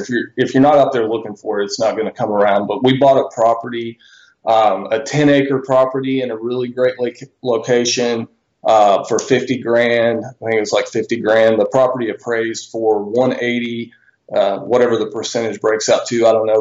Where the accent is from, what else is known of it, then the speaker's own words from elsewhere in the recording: Bentonville, Arkansas, United States; I'm from Bentonville, Arkansas. I was born and raised here originally